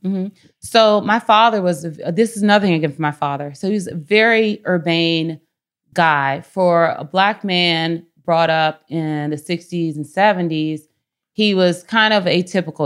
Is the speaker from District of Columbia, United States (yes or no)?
yes; Washington, District of Columbia, United States; now in San Francisco, United States; I am from Washington, D C. I'm very proud to be from Washington, D C. And I grew up, uh, part of the time on Capitol Hill and then part of the time in an area called Columbia Heights